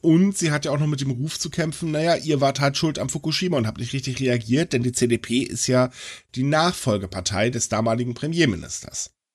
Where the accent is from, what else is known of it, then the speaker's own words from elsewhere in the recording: Germany; uns in Deutschland